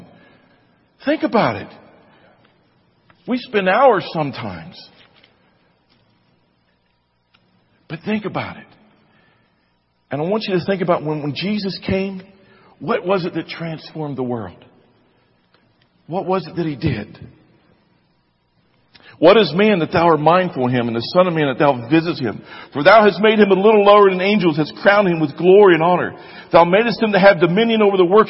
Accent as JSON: {"language": "English", "country": "United States"}